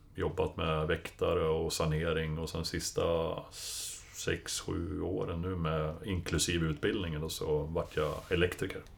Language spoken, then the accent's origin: Swedish; Hudiksvall, Gävleborg County, Sweden; moved away as an adult; also born or lived in Stockholm; now in Täby, Sweden; kom ursprungligen från Glada Hudik